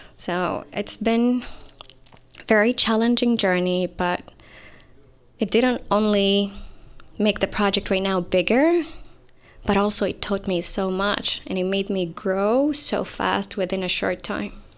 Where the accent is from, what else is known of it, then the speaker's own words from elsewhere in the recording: Saudi Arabia; moved away as an adult; now in San Jose, United States; I'm from Saudi Arabia.